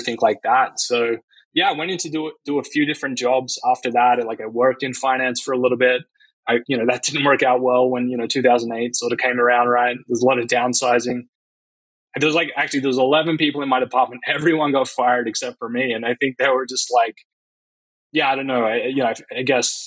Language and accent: English; Australia; moved away as an adult; now in United States; I grew up in Australia